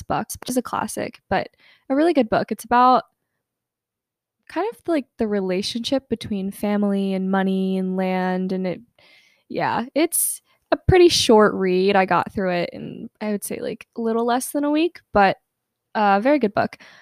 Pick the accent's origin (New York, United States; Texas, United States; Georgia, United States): Georgia, United States; Atlanta; I'm from Atlanta, Georgia